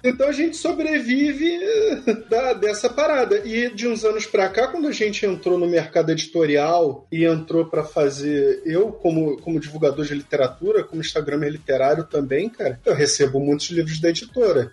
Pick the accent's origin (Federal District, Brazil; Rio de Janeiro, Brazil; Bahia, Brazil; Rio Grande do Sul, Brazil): Rio de Janeiro, Brazil; accent: carioca; O meu sotaque é carioca, eu posso comer um i ou outro